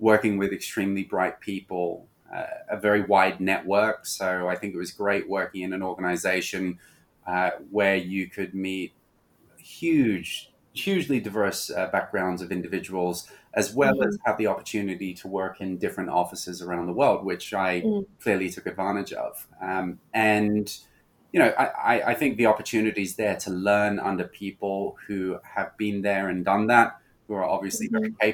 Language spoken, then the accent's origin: English; Hong Kong; moved away; also born or lived in Australia; being born and raised in Hong Kong, I always had a great affinity for this city